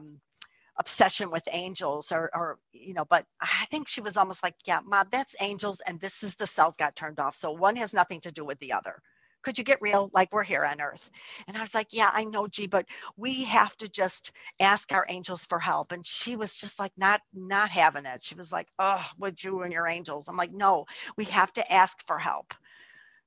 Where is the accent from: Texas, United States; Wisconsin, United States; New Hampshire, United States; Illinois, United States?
Illinois, United States; Chicago; moved away as an adult; also born or lived in Florida; I was born and raised in Chicago, but I moved to Florida for a couple of years